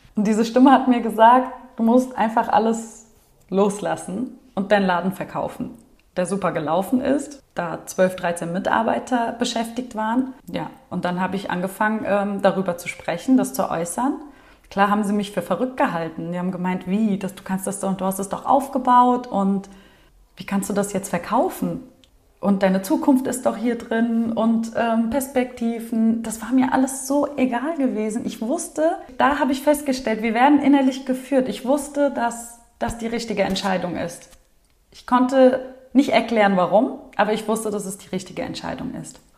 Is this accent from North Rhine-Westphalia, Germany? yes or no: no; Wiesbaden, Hesse, Germany; hier in Deutschland, da wo ich aufgewachsen bin, in Wiesbaden